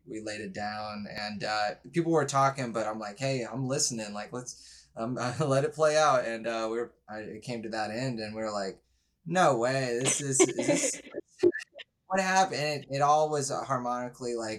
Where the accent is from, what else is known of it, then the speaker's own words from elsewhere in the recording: Houston, Texas, United States; I'm from Houston